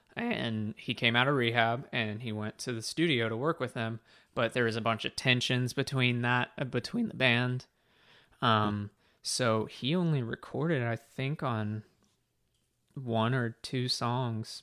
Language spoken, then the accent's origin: English; United States; I'm American